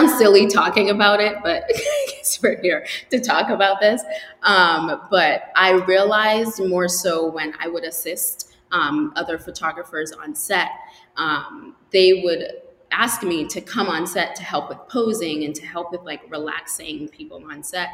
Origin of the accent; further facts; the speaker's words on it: Portland, Maine, United States; also born or lived in Antigua; So I went to Wayne Fleet High School in Portland, Maine. I grew up there. I was born in Antigua, just disclaimer. I was born in Antigua. I moved to Maine when I was about 8 years old